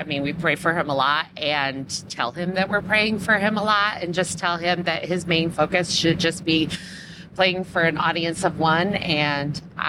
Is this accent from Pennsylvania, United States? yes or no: no; Michigan, United States; now in Indiana, United States; we're both from Michigan